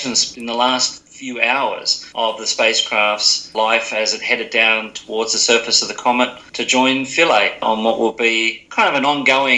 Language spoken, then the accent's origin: English; Sutherland, New South Wales, Australia; I was born in 1961 in Sutherland, up in New South Wales, near Sydney. So I'm a Shire boy from that area